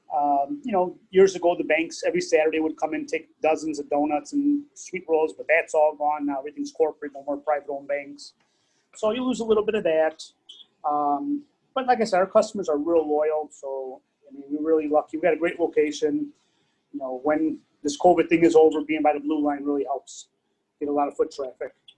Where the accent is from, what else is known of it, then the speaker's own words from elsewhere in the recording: Cicero, Illinois, United States; moved away as an adult; also born or lived in Stickney; now in Tinley Park, United States; Grew up in Cicero uh, till I was about, till I got married.